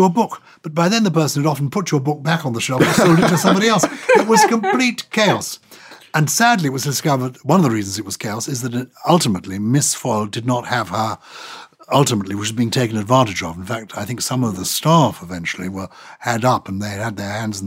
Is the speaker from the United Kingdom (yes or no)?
yes; London, United Kingdom; also born or lived in Germany; As a child, I was brought up in London